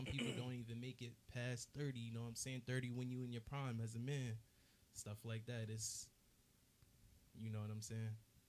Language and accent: English; Willingboro, New Jersey, United States; Like I said earlier, I'm from Willingboro, though. So I say, honestly, to really keep it 100, I feel like that's like a fake hood.